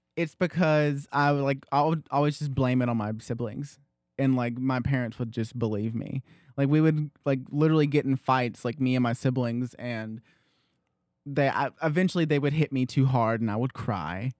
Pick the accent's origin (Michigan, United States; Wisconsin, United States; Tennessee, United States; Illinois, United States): Tennessee, United States; Loudon; I was born in the Loudon, h, there was a hospital in Loudon